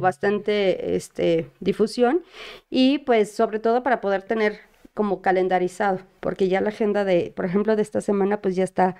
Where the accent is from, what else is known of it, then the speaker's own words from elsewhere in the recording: Mexico; todos como mexicanos